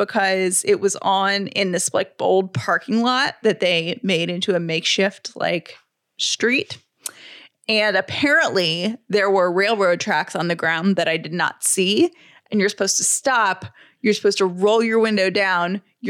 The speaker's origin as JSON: {"language": "English", "region": "the South", "country": "United States", "said": "which as a Southerner, I totally understand, you know, the parallel parking stress."}